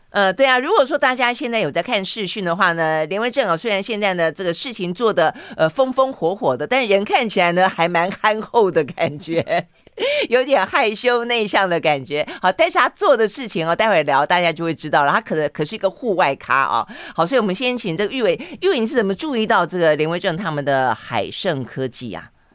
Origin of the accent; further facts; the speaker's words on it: Tainan, Taiwan; 这个台南是我老家